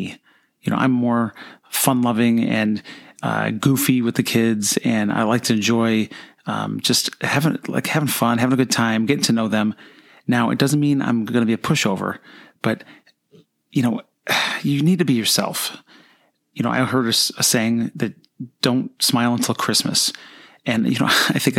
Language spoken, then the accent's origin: English; Buffalo, New York, United States; moved away as an adult; now in Florida, United States; I came right out of college and taught down here in Florida, even though I grew up near Buffalo, New York